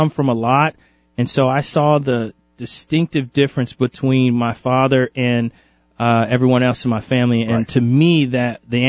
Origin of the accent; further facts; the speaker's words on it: Kansas City, Missouri, United States; Yeah, originally from Kansas City, Missouri. Moved around a ton as a kid. Mm-hmm. My dad's a Marine, so I moved around a bunch.